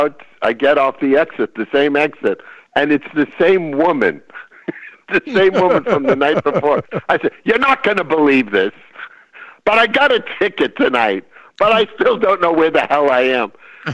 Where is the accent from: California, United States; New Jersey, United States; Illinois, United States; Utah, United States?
California, United States; I've been on this freeway for 7 hours. I don't know. I'm from California. Who the hell built this road?